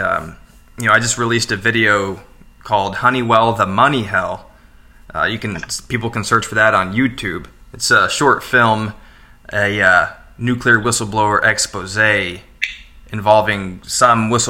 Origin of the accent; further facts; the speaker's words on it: Metropolis, Illinois, United States; I grew up in Metropolis